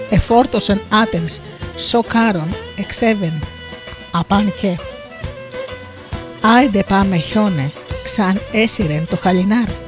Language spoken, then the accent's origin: Greek; Missolonghi, West Greece, Greece; κατάγομαι από το Μεσολόγιο